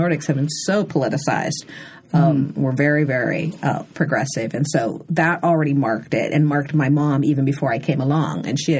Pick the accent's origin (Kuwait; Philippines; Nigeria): Nigeria; even now when I tell Nigerians I'm Nigerian, they're like they don't believe it.